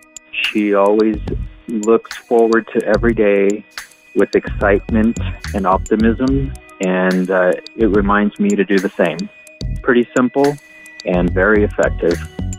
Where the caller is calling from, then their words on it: Las Vegas, Nevada, United States; I'm calling from Las Vegas, Nevada.